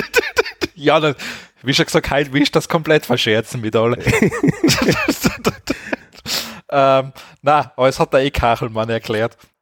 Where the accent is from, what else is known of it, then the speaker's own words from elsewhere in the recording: Austria; bei uns in Österreich